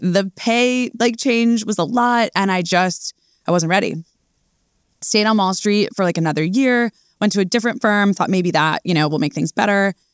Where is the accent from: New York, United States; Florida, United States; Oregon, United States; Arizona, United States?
New York, United States; outside of; I grew up around here